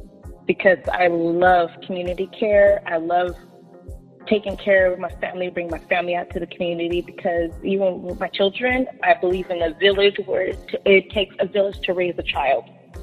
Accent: Washington, United States; born there; also born or lived in Georgia / Sacramento; now in Walnut Grove, United States; Currently, I live in Walnut Grove. I was born in Washington State, served our country in the United States Air Force, then was in Georgia.

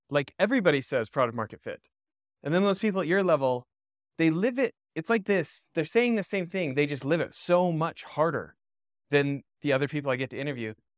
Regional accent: Canada; I grew up in Canada

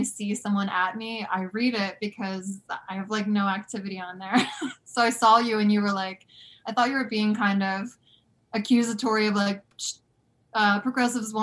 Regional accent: right outside of Philadelphia, New Jersey, United States; I grew up right outside of Philadelphia in New Jersey.

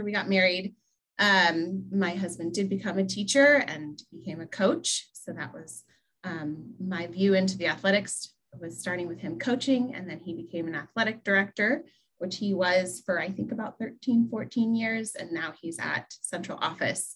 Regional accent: Upper Arlington, Ohio, United States; I actually grew up in the suburb of Columbus, Upper Arlington, which is just down the street from Ohio State University

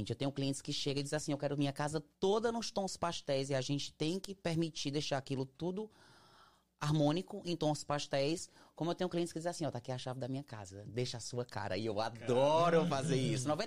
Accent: Brazil; a gente é uma, nós todos somos brasileiros, geralmente quem trabalha nessa área, todo mundo é brasileiro.

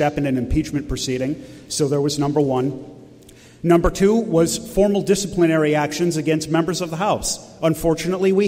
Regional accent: New Hampshire, United States; We are Americans and we are from New Hampshire

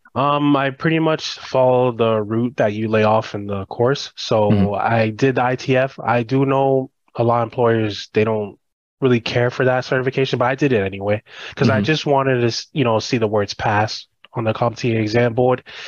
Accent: United States; first generation. I was born and raised here, but I grew up in the Haitian culture

